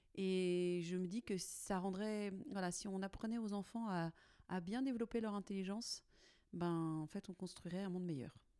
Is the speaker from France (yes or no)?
yes; Nantes, Pays de la Loire, France; je suis nantaise d'origine. J'ai pas beaucoup changé de rocher.